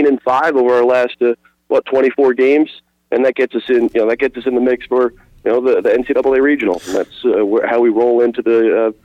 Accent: New Jersey, United States; moved away as an adult; now in Wilmington, United States; I'm from Jersey originally. Came down to Wilmington

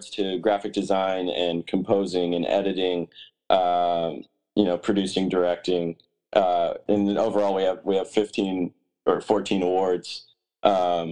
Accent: Branson, Missouri, United States; now in Los Angeles, United States; my hometown, Branson

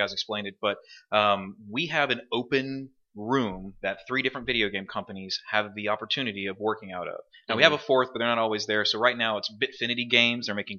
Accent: Lake Charles, Louisiana, United States; now in Baton Rouge, United States; I'm from Lake Charles

